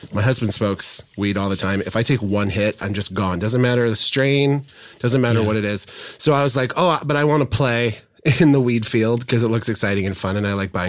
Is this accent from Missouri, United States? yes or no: yes; Warrenton, Missouri, United States; moved away; I'm from a little town called Warrenton on 70 outside of St. Charles